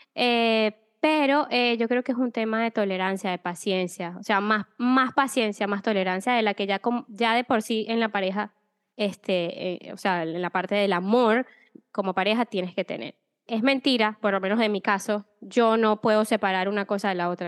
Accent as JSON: {"language": "Spanish", "town": "Maracay", "region": "Aragua", "country": "Venezuela", "tie": "born or raised there", "also_born_or_lived": "Spain", "moved": "as an adult", "said": "Yo soy venezolana, nací en Maracay, y mm, nada, viví toda mi vida allá y a los 10, no, 27 años más o menos, decidí salir de Venezuela"}